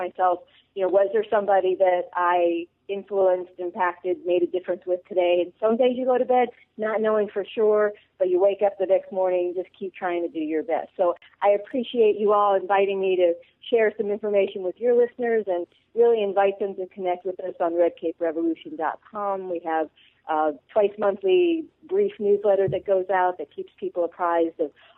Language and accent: English; the North, United States; now in the South, United States; So I grew up in the North and now live in the South.